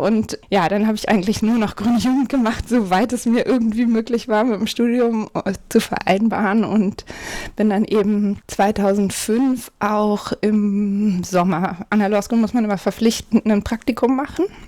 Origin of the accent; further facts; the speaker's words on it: Hamburg, Germany; ich komme aus Hamburg-Eimsbüttel, also einem, kann man sagen, einem sehr grünen Bezirk in Hamburg